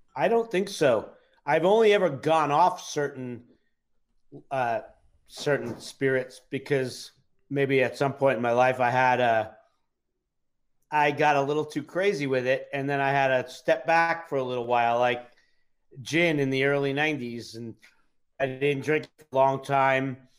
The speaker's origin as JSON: {"language": "English", "town": "New York City", "region": "New York", "country": "United States", "tie": "born or raised there", "said": "I grew up in New York City, so drinking age was 18 at the time"}